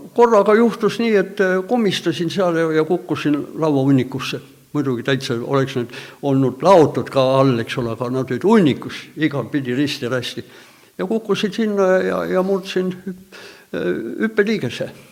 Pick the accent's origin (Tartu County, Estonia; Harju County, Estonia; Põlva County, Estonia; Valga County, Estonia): Harju County, Estonia; Tallinn; minu sünnikodu oli ka seal kohe viiekümne meetri kaugusel ainult